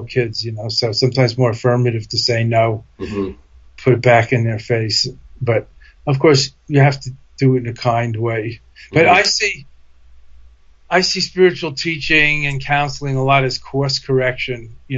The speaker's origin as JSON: {"language": "English", "town": "New York City", "region": "New York", "country": "United States", "also_born_or_lived": "Boston", "accent": "Brooklyn", "moved": "yes", "said": "I'm from New York originally. I still have a Brooklyn accent"}